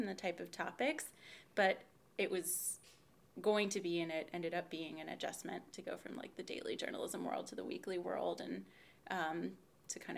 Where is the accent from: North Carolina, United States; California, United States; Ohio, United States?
North Carolina, United States; Chapel Hill; also born or lived in New York; now in Durham, United States; I grew up in Chapel Hill, went to Carborough High School, go Jaguars